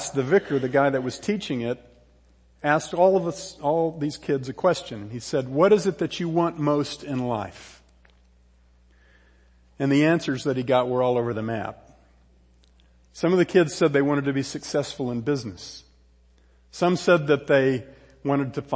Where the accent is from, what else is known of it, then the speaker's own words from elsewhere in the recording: Houston, Texas, United States; also born or lived in San Antonio, Texas; I was born in San Antonio, but I did most of my growing up in a Houston suburb called Alief